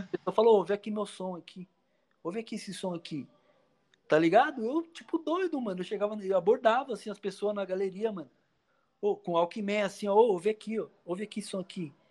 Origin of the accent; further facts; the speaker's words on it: Poá, São Paulo, Brazil; aqui eu sou de Poá, né?